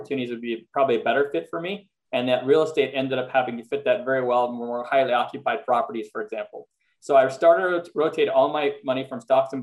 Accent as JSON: {"language": "English", "town": "Montreal", "region": "Quebec", "country": "Canada", "tie": "born or raised there", "also_born_or_lived": "Philadelphia, United States", "moved": "as an adult", "lives_now": "Los Angeles, United States", "said": "I'm actually originally from Montreal, Canada. So I spent half my life in Montreal, which is where I was born and grew up"}